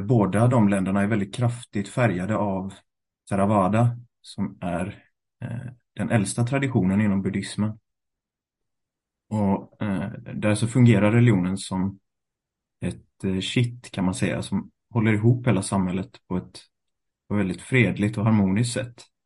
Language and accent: Swedish; Gothenburg, Västra Götaland, Sweden; also born or lived in Thailand / Sri Lanka; Född och uppvuxen i Göteborg